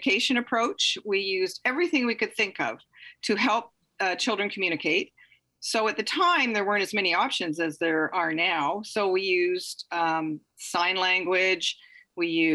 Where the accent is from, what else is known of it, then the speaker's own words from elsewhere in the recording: Ontario, Canada; now in British Columbia, Canada; I grew up in Ontario